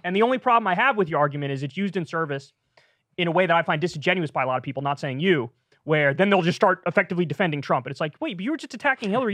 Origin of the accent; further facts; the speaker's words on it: New Rochelle, New York, United States; I'm from Neurochelle, New York, just outside of New York City